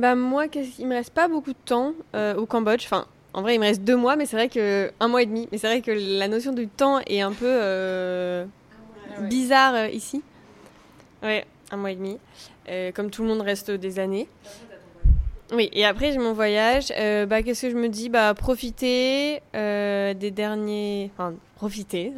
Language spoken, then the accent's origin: French; France; born or raised there; moved away as an adult